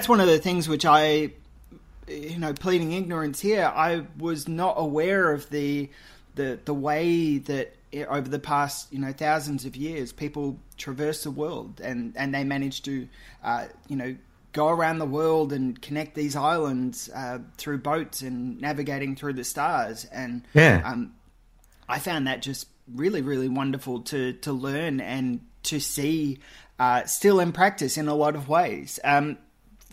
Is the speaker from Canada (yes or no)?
no; Queensland, Australia; also born or lived in Perth; I was born in Perth and grew up in Queensland